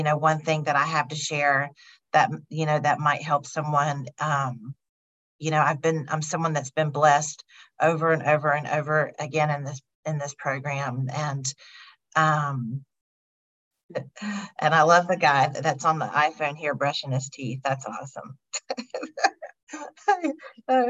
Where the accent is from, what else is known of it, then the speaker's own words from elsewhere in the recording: North Carolina, United States; also born or lived in Louisiana; I am from North Carolina, but I'm in Chicago right now.